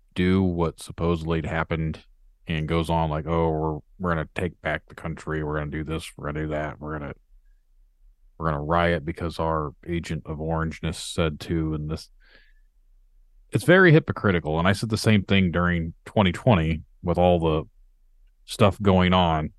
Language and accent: English; Indiana, United States; I'm from Indiana